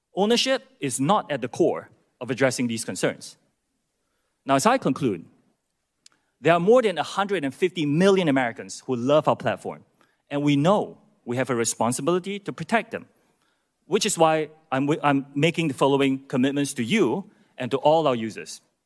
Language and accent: English; Singapore; moved away as an adult; also born or lived in United Kingdom / United States; I'm from Singapore. That's where I was born, as were my parents. And after serving in Singapore's military, I moved to the U K to attend college